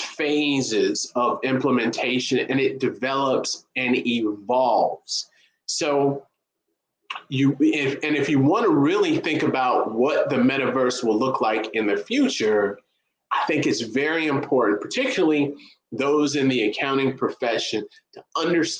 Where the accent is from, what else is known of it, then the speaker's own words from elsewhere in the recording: Chicago, Illinois, United States; I'm from Chicago